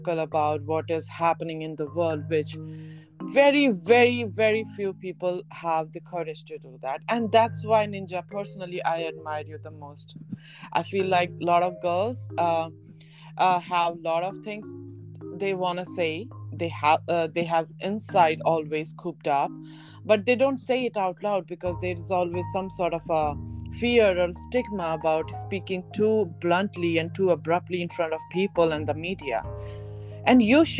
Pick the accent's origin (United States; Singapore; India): India; Delhi; we both are born and brought up in Delhi